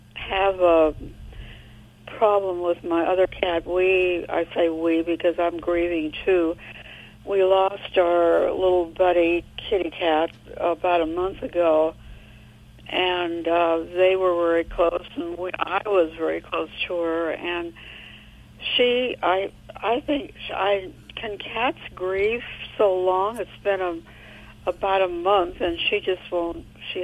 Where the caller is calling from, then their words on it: San Luis Obispo, California, United States; I'm in Central California. San Luis Obispo.